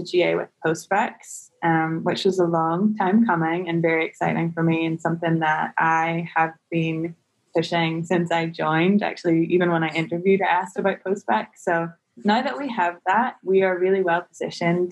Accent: Northern Ireland, United Kingdom; moved away as an adult; now in San Francisco, United States; I'm originally from Northern Ireland, if the accent didn't give me away.

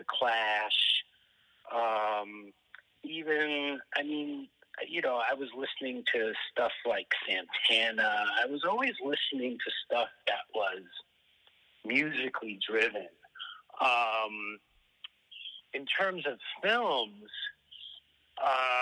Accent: New York City, New York, United States; also born or lived in Europe / France / Boston / Hollywood; I was born in New York and I grew up most of my life in New York, but I didn't have a unique New York City youth because I was actually French educated

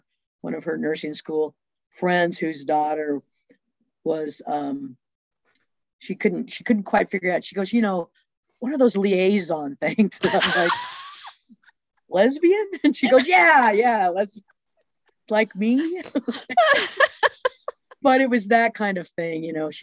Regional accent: Boulder, Colorado, United States; also born or lived in Western Slope, Colorado; I grew up in Boulder, Colorado, and went to the First United Methodist Church for, till I went off to college

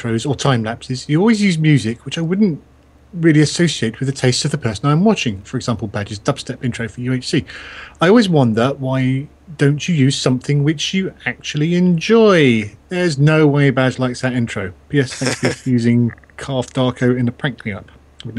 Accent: Scotland, United Kingdom; I'm Scottish, and the biggest Scottish YouTuber I know of is Sneaky Mode.

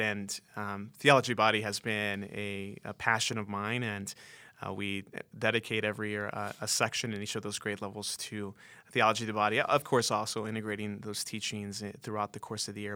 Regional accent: Oxnard, California, United States; moved away as an adult; also born or lived in Mexico (parents); now in Denver, United States; I'm originally from Oxnard, California, uh, ended up in Denver eleven years ago

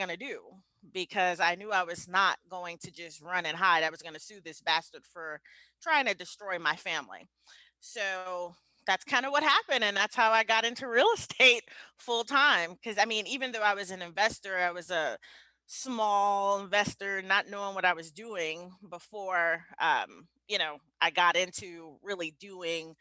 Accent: New York City, New York, United States; moved away as an adult; also born or lived in Atlanta / Kansas City; I'm a kid from the Bronx. I grew up in the Bronx, New York. So I left the Bronx when I was around 24

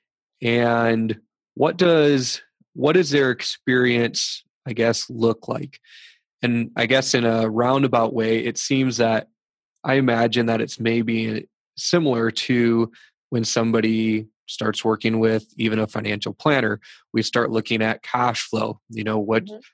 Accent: United States; now in Blyth, Canada; When I was growing up I grew up in the States

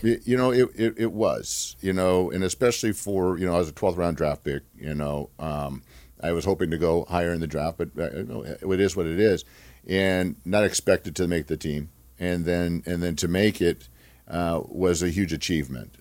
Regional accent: Glendora, California, United States; also born or lived in Duarte, California; I'm a, a Southern California boy. I grew up in, in Glendora, California. I was born in Duarte

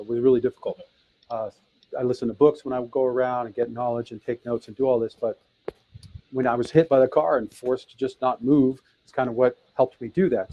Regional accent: Detroit, Michigan, United States; I was born in Detroit, Michigan in 1966

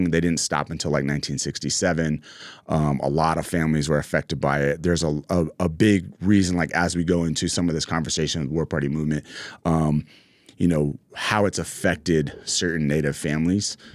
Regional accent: Ennis, Montana, United States; moved away; also born or lived in Havre, Montana / Las Vegas, Nevada; So um, I grew up in uh, first part of my life in Montana, mostly in Ennis.

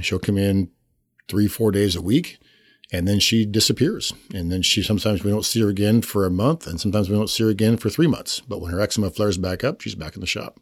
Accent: Pasco, Washington, United States; moved away as an adult; also born or lived in California / Huntington Beach; now in Spokane, United States; I grew up in Pasco

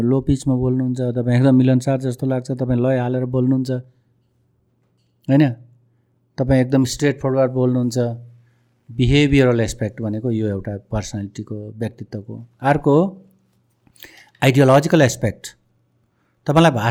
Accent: Nepal

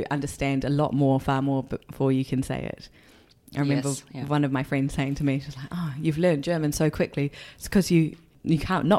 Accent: New Zealand; accent: New Zealand; first language English; I'm so grateful that English was my first language, even if I do speak it with a very thick New Zealand accent.

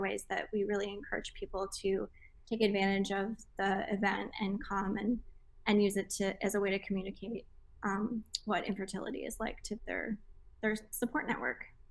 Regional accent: Jackson, Michigan, United States; my hometown in Jackson, Michigan

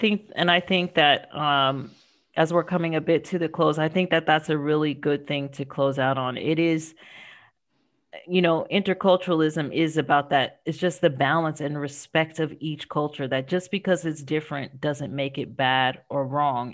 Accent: United States; moved away as an adult; now in France; as an American

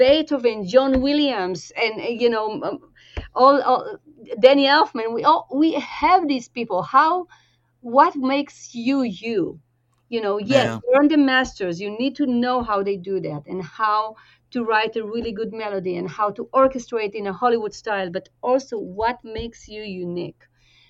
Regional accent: Tel Aviv-Yafo, Tel Aviv District, Israel; moved away; I grew up in Israel and very close to old Jaffa

